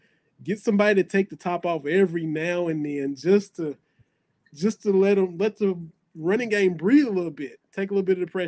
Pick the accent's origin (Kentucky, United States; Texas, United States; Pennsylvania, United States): Kentucky, United States; near the Tennessee border; I grew up on the Tennessee border. I grew up on the Tennessee border. I could be in Tennessee in an hour. I was 3 hours from Lexington, so I went to school with Tennessee fans.